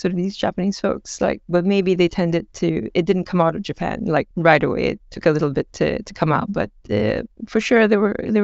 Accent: Singapore; I grew up in Singapore, right? So I'm from Asia.

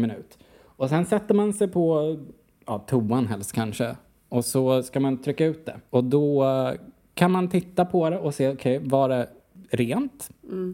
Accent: Huddinge, Stockholm County, Sweden; moved away as an adult; also born or lived in Amsterdam, Netherlands / Brussels, Belgium; Vi kom ju från Huddinge, jag och Nicky

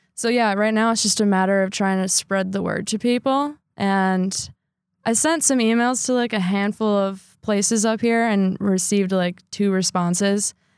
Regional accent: Sheboygan Falls, Wisconsin, United States; I grew up in Sheboygan Falls, Wisconsin

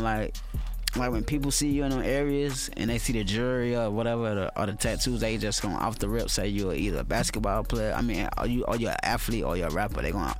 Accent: Atlanta, Georgia, United States; I'm from Atlanta, Georgia, Zone 3 to be exact. I'm a Grady baby. I grew there. I did not fly there.

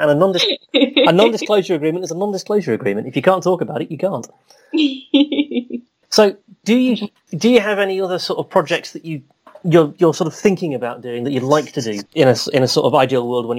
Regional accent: Harrogate, Yorkshire and the Humber, United Kingdom; I'm biased now because it's in my hometown

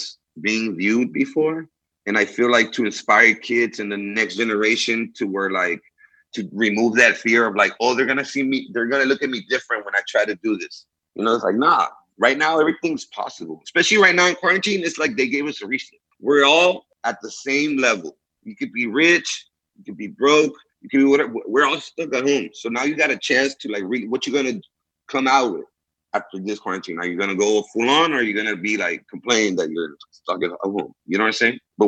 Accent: Houston, Texas, United States; English is a second language; also born or lived in Monterrey, Mexico / Laredo, Texas; I grew up in Houston

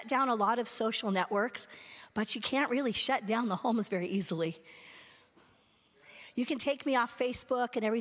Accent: California, United States; moved away as an adult; I was from California

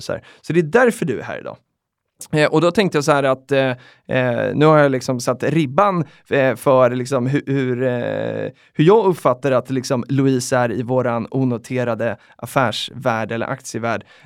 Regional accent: Sweden

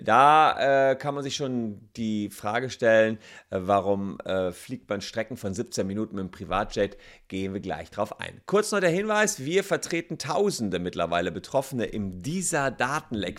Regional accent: Cologne, North Rhine-Westphalia, Germany; als Kölner

